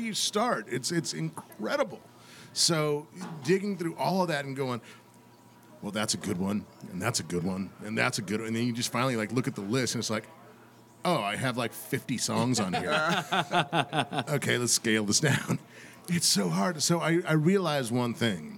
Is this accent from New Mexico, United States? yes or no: yes; New Mexico, United States; moved away; I'm from New Mexico originally